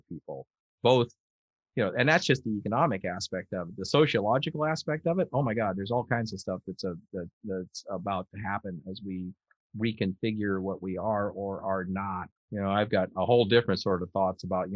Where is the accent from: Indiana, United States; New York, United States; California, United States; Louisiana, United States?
California, United States; I am being a Californian